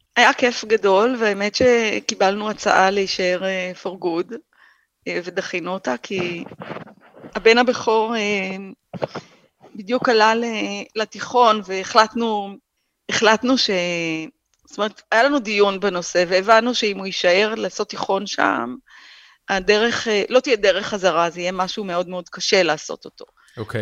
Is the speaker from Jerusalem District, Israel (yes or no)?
no; Hatzor HaGlilit, Northern District, Israel; moved away; גדלתי בחצור הגלילית